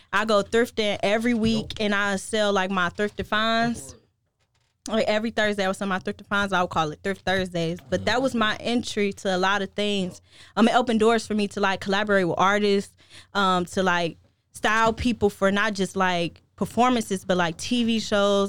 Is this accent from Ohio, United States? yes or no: yes; Cleveland, Ohio, United States; now in Chicago, United States; born and raised in Cleveland